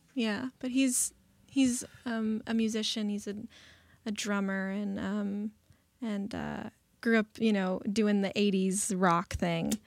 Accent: Burbank, California, United States; I went to Burbank High School. I grew up in the Valley

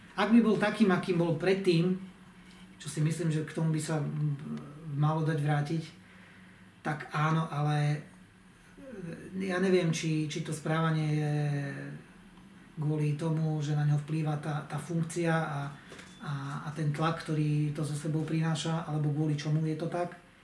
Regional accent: Zemplín, Slovakia; u nás na Zemplíne

